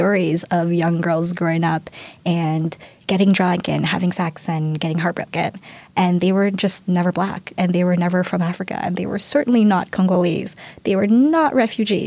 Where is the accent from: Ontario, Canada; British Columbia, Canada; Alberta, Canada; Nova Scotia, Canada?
Ontario, Canada; Toronto; I grew up in Galloway